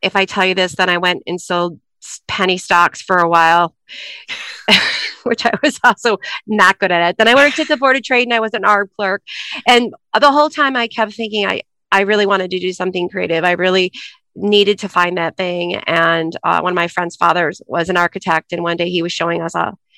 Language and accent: English; Troy, Michigan, United States; now in Chicago, United States; I grew up in Troy, Michigan